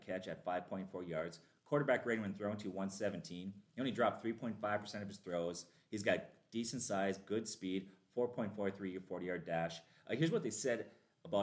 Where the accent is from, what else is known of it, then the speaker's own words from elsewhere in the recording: Minnesota, United States; we're Vikings fans, all three of us, born and raised in Minnesota